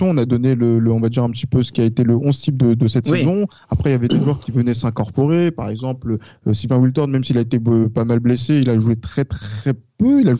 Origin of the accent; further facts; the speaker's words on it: France; parce que oui, je pense que parce que nous sommes français et que d'un point de vue français